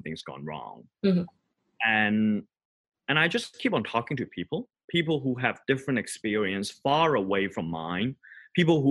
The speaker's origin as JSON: {"language": "English", "country": "Hong Kong", "tie": "born or raised there", "also_born_or_lived": "Boston / New York", "moved": "as an adult", "lives_now": "Lausanne, Switzerland", "said": "I grew up in Hong Kong and study in Boston and live in New York before moving to the little town called Lausanne in Switzerland."}